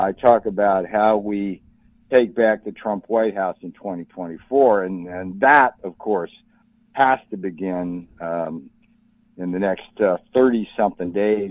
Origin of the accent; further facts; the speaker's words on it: Orange County, California, United States; moved away; I came from Orange County, California